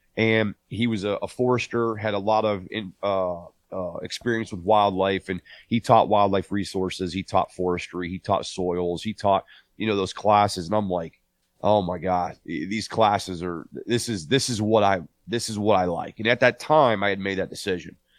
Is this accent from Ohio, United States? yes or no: yes; Northeast Ohio, United States; I was born and raised in Northeast Ohio